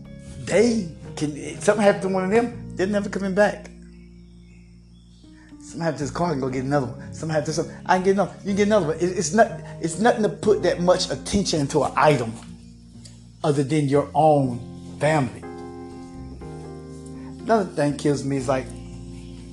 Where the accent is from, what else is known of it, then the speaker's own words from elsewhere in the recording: United States; I grew up in Hall County, you know, in the 80s